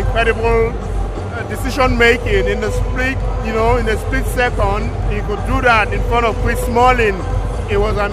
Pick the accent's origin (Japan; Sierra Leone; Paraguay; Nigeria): Nigeria; now in Germany; as a Nigerian journalist